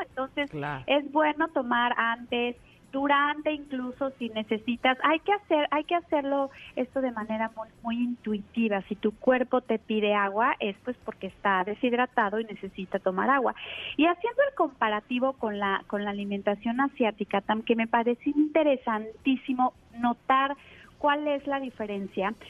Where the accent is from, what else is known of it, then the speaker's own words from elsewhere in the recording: Mexico; Aquí en México, que estamos desde luego más influenciados pues por la alimentación rápida y, y de Estados Unidos, tenemos acostumbrados a nuestro paladar